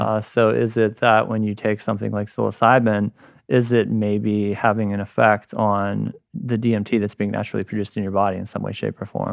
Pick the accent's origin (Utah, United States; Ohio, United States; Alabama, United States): Ohio, United States; moved away as an adult; also born or lived in Michigan; now in San Diego, United States; I'm a dude from Ohio, and then, uh, did my undergrad in chemistry there